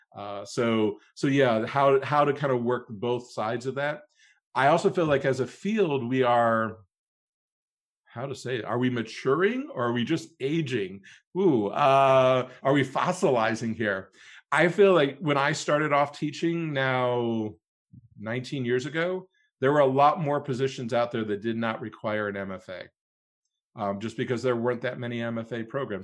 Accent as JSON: {"language": "English", "town": "Cleveland", "region": "Ohio", "country": "United States", "tie": "born or raised there", "moved": "as an adult", "said": "I, uh, was born and raised in Cleveland, Ohio, so a Midwesterner from birth, very proud"}